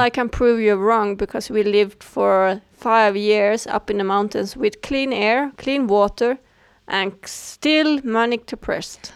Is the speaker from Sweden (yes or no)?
yes; Sweden; I was born in Sweden